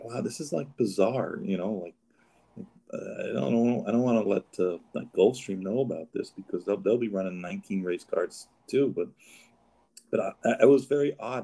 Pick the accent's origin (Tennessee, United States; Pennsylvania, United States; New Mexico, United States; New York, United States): New York, United States; I grew up in New York